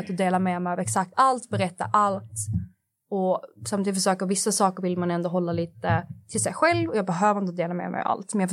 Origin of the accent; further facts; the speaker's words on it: Skåne, Sweden; accent: Scanian; jag lever med han dygnet runt, så min skånska anpassar sig lite efter honom.